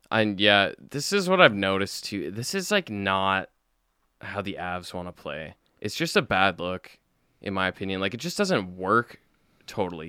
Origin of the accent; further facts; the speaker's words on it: Calgary, Alberta, Canada; we're from Calgary